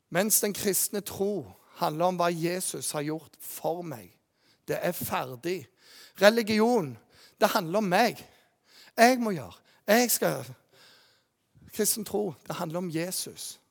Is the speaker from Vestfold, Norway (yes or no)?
no; Jæren, Rogaland, Norway; moved away; also born or lived in Bergen; Jeg kommer jo fra Jæren